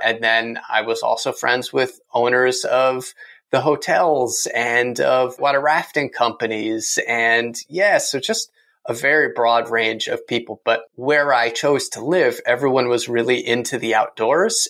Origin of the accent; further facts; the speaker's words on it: East Coast, United States; growing up on the East Coast